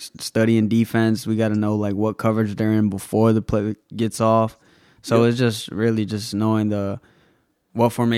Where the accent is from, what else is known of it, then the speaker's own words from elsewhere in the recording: Rhode Island, United States; we're from Rhode Island